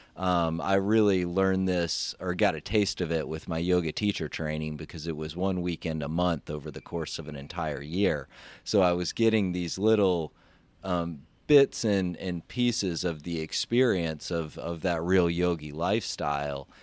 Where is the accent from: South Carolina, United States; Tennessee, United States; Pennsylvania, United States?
Tennessee, United States; Memphis; I grew up in Memphis, Tennessee